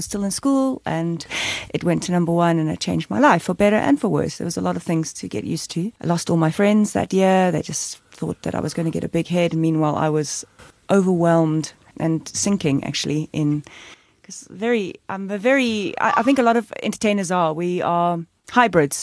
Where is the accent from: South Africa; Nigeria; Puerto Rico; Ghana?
South Africa; Cape Town, Western Cape; I was born in Cape Town. First generation South African, my parents immigrated from England.